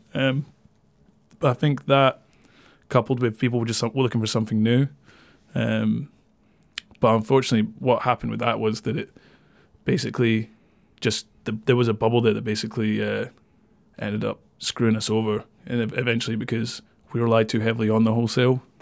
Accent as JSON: {"language": "English", "town": "Dundee", "region": "Scotland", "country": "United Kingdom", "tie": "born or raised there", "also_born_or_lived": "Kirkcaldy", "moved": "as an adult", "said": "I was born in Kirkcaldy. I moved to Dundee just before my first birthday, so I grew up in Dundee until I was eighteen and then moved away."}